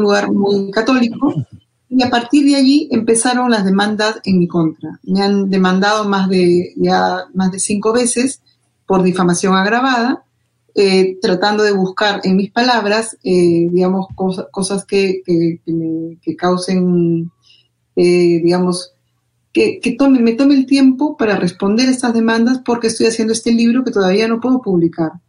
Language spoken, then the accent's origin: Spanish; Peru; mi país